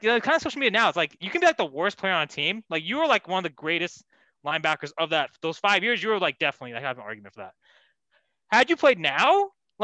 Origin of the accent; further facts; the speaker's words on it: California, United States; I'm from Cali